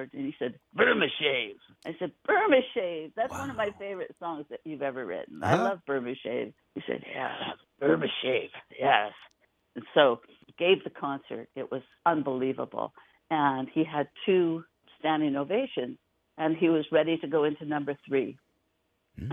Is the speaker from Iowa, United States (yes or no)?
no; Oroville, California, United States; I'm from a town you've never heard of called Oroville, California